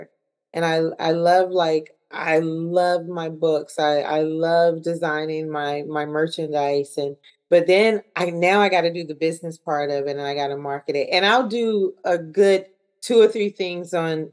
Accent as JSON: {"language": "English", "area": "the South", "region": "Southern United States", "country": "United States", "accent": "Southern", "moved": "yes", "said": "he says I have a Southern accent"}